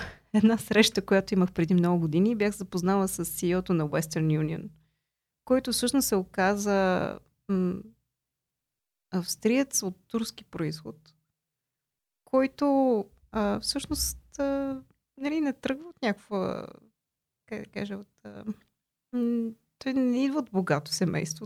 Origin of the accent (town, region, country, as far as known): Bulgaria; also born or lived in Austria